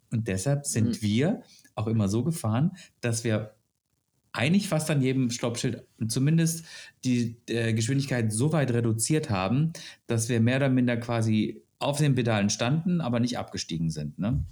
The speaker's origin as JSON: {"language": "German", "country": "Germany", "said": "ich komme aus Deutschland"}